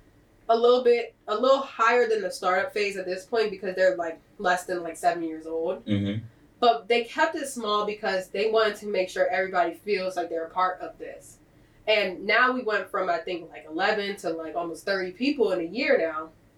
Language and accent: English; Delaware, United States; I'm from Delaware